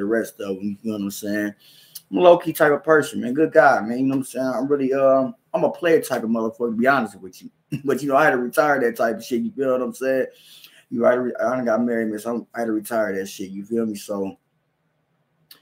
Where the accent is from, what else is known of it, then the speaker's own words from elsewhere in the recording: Kansas City, Missouri, United States; moved away as an adult; now in Lincoln, United States; I'm from Kansas City, Missouri, but I live in Nebraska. I live in Lincoln, Nebraska right now.